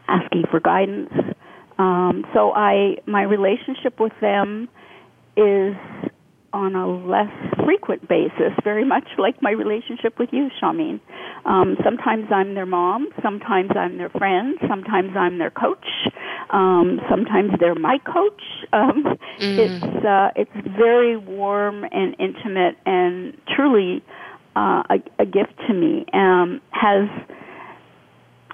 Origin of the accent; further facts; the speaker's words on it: Canada; I came from Canada